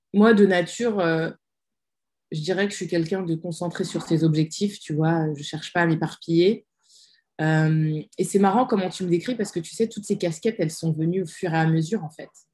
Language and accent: French; France; moved away as an adult; now in Sweden; Moi, j'ai grandi en France, j'ai tout fait en France, je suis née en France